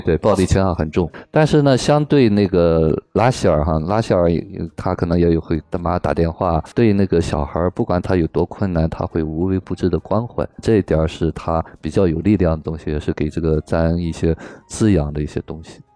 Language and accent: Chinese; China; 我们中国人